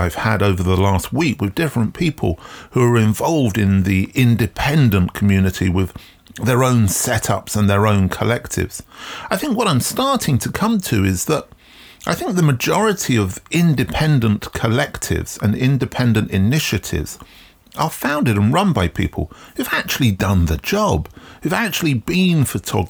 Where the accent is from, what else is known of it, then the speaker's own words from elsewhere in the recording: England, United Kingdom; Growing up in England, in the UK, in the 1970s